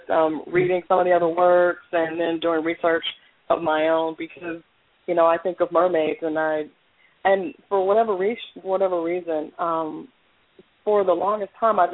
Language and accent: English; Southern California, United States; moved away; I am from California, I'm from Southern California.